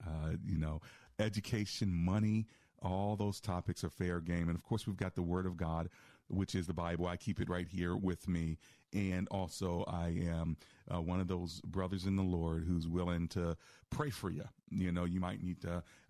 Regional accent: United States; moved away as an adult; also born or lived in Silver Spring, Maryland / Chicago; I grew up in the DMV

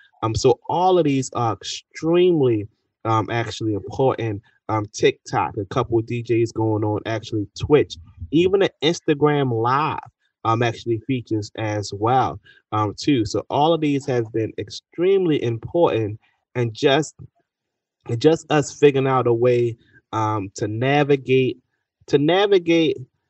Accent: Baltimore, Maryland, United States; I'm actually from Cherry Hill, so I might be a little bit biased, but I don't think when it comes to South Baltimore, they may not get the same recognition or outlets as West Baltimore

